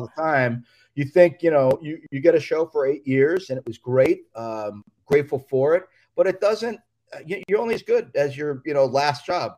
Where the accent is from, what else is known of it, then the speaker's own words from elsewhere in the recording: Florida, United States; moved away as an adult; also born or lived in Queens, New York / New York; now in Los Angeles, United States; I went down to Florida and grew up down there